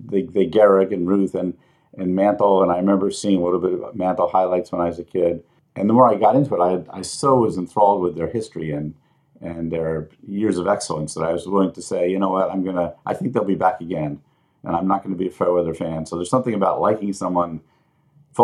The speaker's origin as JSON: {"language": "English", "town": "Albany", "region": "New York", "country": "United States", "tie": "born or raised there", "said": "I grew up in Albany"}